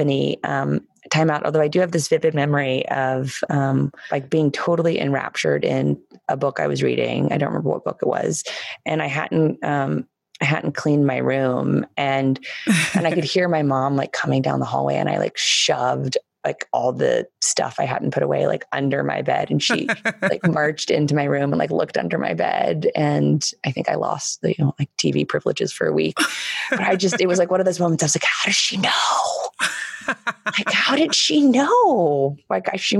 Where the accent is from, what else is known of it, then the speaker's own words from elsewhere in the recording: Washington, District of Columbia, United States; I have so many wonderful memories of growing up in the White House.